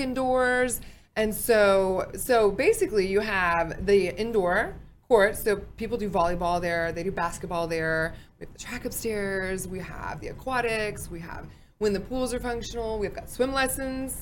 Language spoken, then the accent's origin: English; Fort Worth, Texas, United States; I'm from Fort Worth